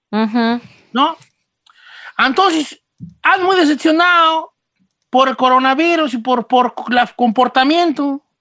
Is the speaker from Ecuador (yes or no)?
no; Guadalajara, Jalisco, Mexico; Es que yo soy de Guadalajara y ya decimos